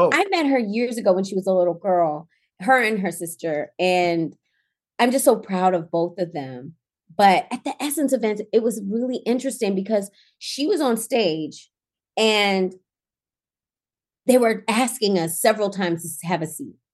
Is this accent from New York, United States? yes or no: no; Baltimore, Maryland, United States; I came from Baltimore and I didn't go back home.